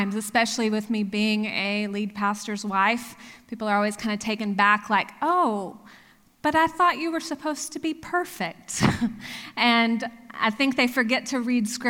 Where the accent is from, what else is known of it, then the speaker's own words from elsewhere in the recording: Texas, United States; moved away as an adult; also born or lived in Oklahoma; now in Pennsylvania, United States; I grew up in Texas, and yes, I am a very proud Texan.